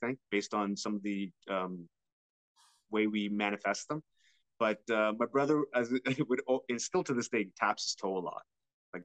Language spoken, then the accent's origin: English; London, Ontario, Canada; I was born in London, Ontario.